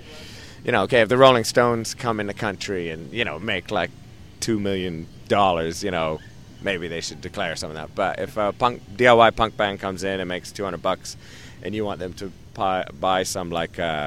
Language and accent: English; Vancouver, British Columbia, Canada; moved away; I'm from Vancouver originally